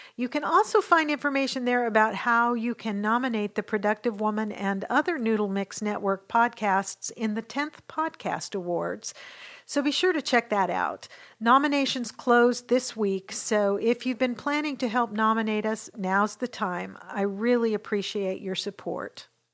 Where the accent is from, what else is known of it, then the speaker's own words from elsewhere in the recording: Western Washington, United States; now in Dallas, United States; I grew up in Western Washington